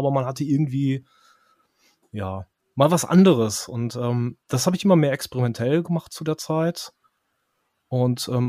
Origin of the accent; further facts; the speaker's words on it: near Osnabrück, Lower Saxony, Germany; ich bin nicht direkt in Osnabrück aufgewachsen, sondern ein paar mhm. Kilometer mhm. raus.